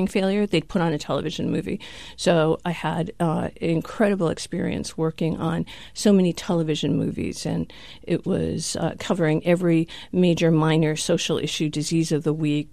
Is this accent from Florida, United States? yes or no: no; Rhode Island, United States; moved away as an adult; also born or lived in New York; I grew up in Rhode Island. I moved to New York to go to NYU